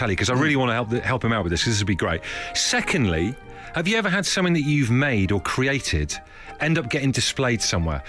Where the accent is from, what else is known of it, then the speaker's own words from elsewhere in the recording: Devon, South West England, United Kingdom; the local BBC thing, you know, when I was growing up in Devon.